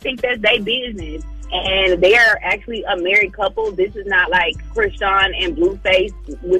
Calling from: Atlanta, Georgia, United States; Allie, I'm calling from Atlanta.

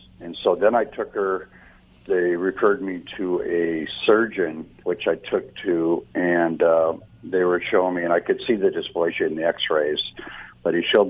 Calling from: Orange, California, United States; I'm calling from Orange, California.

